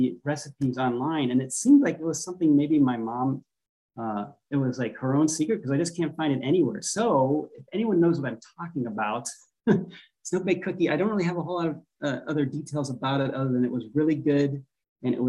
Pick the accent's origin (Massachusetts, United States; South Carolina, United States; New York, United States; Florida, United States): Florida, United States; moved away as an adult; also born or lived in Pennsylvania / North Carolina / Chicago / California; now in Hawaii, United States; Pennsylvania is where I was born, grew up in Florida